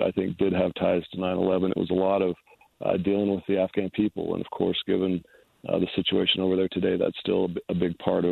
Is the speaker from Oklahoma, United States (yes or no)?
no; Utah, United States; home to my home state of Utah